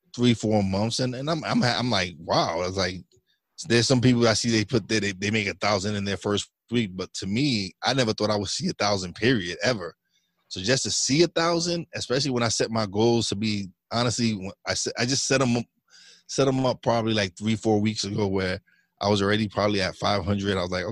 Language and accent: English; New York City, New York, United States; now in Pocono Mountains, Pennsylvania, United States; I'm originally from Brooklyn, New York. But now I live up in the Pocono Mountains in Pennsylvania